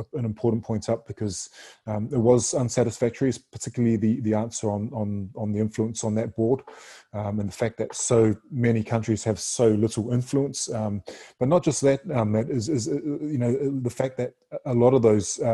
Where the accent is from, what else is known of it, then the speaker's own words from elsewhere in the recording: New Zealand; now in Australia; I'm a Samoan Kiwi living in Australia